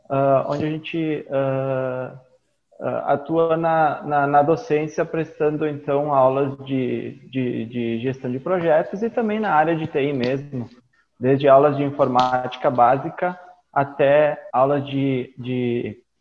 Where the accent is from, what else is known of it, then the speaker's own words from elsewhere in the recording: Caxias do Sul, Rio Grande do Sul, Brazil; eu sou de Caxias do Sul, no Rio Grande do Sul.